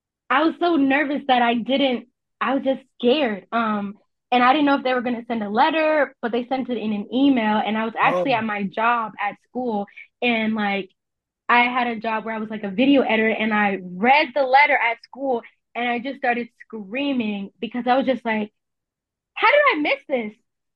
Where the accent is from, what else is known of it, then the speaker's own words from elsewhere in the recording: New Jersey, United States; also born or lived in Texas; I'm from New Jersey. I'm from I was born in Texas, but I claim New Jersey because I was part of a military family and we moved around a lot. But I typically claim New Jersey as where I'm from.